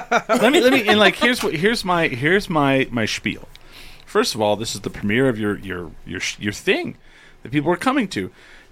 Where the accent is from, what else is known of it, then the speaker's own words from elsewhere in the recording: New Mexico, United States; I'm from New Mexico.